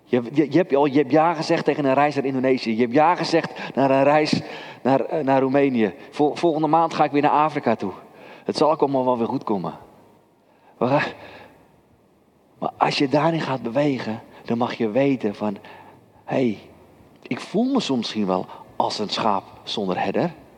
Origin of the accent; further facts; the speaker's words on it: Kudelstaart, North Holland, Netherlands; Ik ben opgegroeid in Kudelstaart